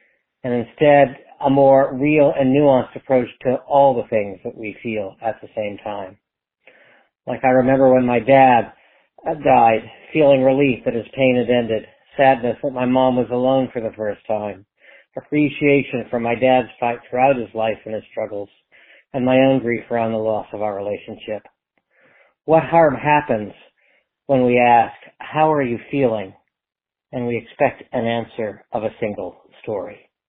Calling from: Providence, Rhode Island, United States; from Providence, Rhode Island.

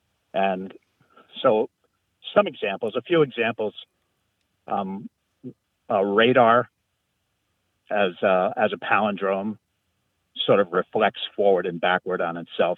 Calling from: Elmira, New York, United States; I'm calling from Elmira, New York.

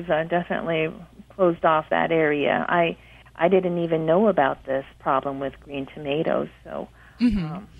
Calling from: Monrovia, California, United States; Monrovia, California.

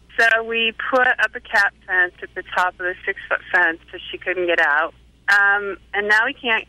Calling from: Atlanta, Georgia, United States; Atlanta, Georgia.

